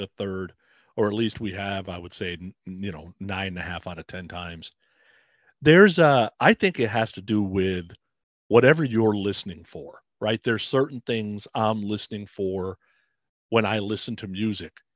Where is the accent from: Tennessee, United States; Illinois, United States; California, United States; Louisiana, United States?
California, United States; Bay Area; I grew up in the Bay Area